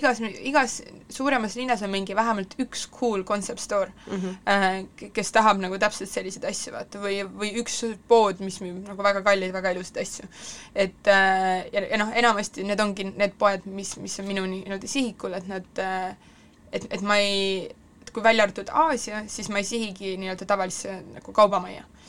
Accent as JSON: {"language": "Estonian", "country": "Estonia", "said": "ma olen siit pärit"}